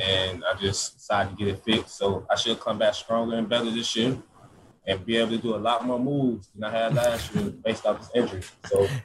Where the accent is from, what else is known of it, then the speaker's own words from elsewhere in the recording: Georgia, United States; moved away as an adult; now in Florida, United States; That's my hometown state and I loved it